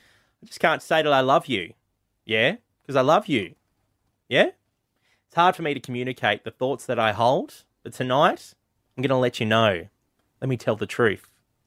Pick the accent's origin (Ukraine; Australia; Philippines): Australia; Tasmania; moved away; I'm from Tasmania.